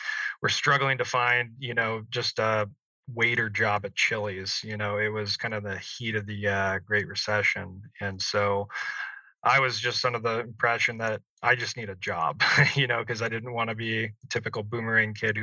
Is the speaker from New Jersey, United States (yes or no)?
no; Salem, Oregon, United States; moved away as an adult; also born or lived in San Diego, California; I grew up in Salem, Oregon